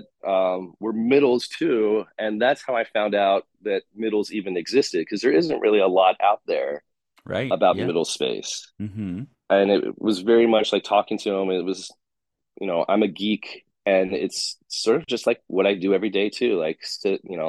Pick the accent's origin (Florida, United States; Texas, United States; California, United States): California, United States; San Diego; I'm from San Diego